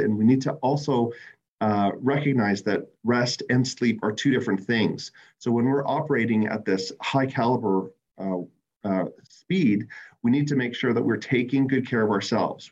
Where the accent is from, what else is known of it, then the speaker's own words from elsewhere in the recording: Canada; my fellow Canadians